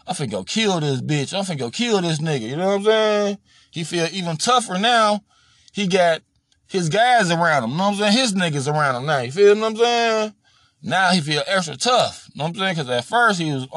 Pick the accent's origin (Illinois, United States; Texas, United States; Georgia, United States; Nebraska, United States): Illinois, United States; Chicago; when I grew up in Chicago